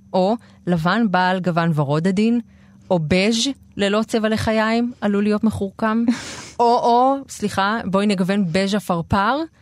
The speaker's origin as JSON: {"language": "Hebrew", "country": "Israel", "tie": "born or raised there", "said": "בשעריים, שזו השכונה שאני גדלתי בה"}